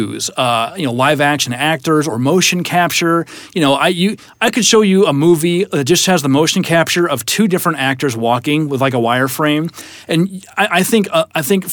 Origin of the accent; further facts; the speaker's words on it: Iowa, United States; I'm from Iowa, so wrestling's a big deal.